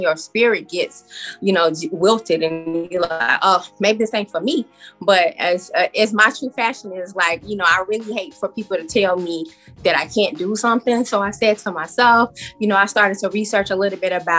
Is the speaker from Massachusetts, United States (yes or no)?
no; Chicago, Illinois, United States; I am from Chicago, and I originated from the West Side